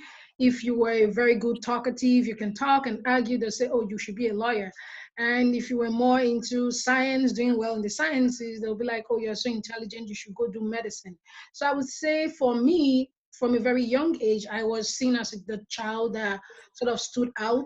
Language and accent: English; Nigeria; moved away as an adult; now in Detroit, United States; growing up in Nigeria, one thing I liked about it was the community that we had